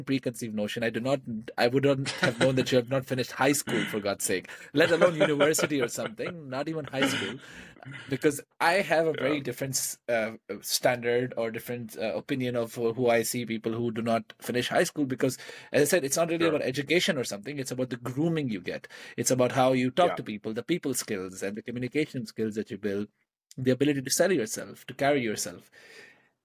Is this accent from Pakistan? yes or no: yes; Pakistan; We come from Pakistan